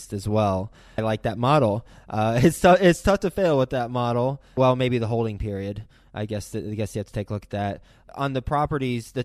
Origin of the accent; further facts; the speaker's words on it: Dallas, Texas, United States; moved away; the Dallas-Fort Worth area, my old hometown. I guess that's still my hometown because that's where I grew up